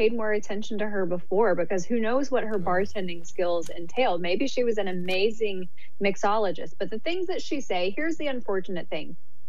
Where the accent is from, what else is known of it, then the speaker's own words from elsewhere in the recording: Auburn, Alabama, United States; now in California, United States; You know, I grew up in Alabama, so Auburn, Alabama, intense, heated, sometimes violent rivalry.